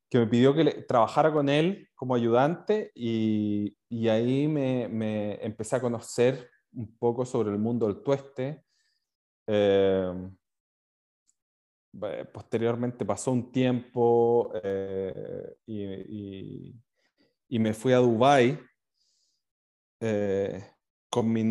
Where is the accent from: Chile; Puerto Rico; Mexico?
Chile; moved away; also born or lived in New Zealand; Yo eh, hace 13 años ya me fui a Nueva Zelanda eh, desde Chile a buscar una, una nueva vida, aprender sobre una nueva cultura, aprender inglés.